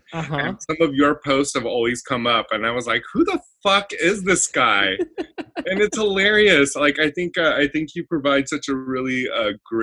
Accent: Baldwin Park, California, United States; also born or lived in Indonesia; mostly I grew up here in Southern California. I was born in Baldwin Park, California

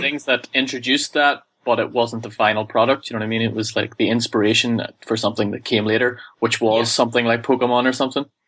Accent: Ireland; I'm from Ireland

